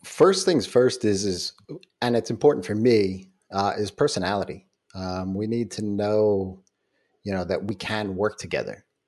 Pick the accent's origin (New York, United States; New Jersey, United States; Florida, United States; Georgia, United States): New York, United States; I'm a New Yorker